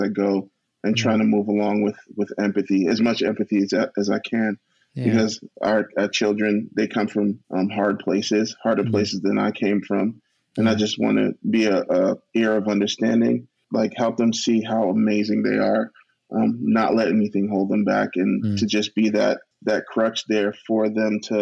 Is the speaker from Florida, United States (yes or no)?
no; New Jersey, United States; moved away as an adult; now in Oklahoma, United States; I'm from New Jersey. That's where I was born and raised until adulthood.